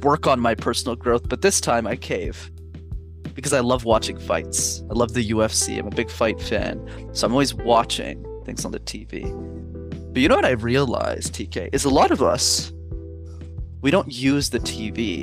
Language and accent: English; Montreal, Quebec, Canada; I grew up in Montreal